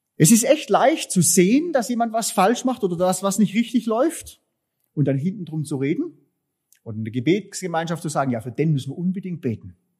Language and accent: German; Southern Germany, Germany; wir als Süddeutsche